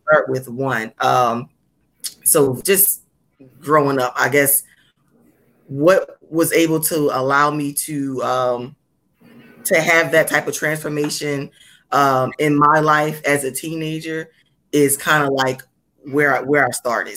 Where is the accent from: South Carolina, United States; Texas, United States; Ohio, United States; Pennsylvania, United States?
Pennsylvania, United States; Philadelphia; I came from, you know, I came from North Philly coming into this school